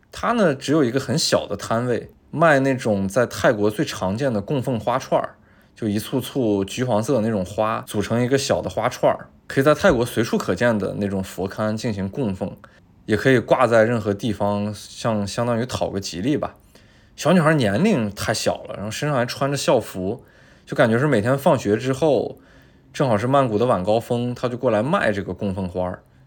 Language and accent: Chinese; China; 我是中国人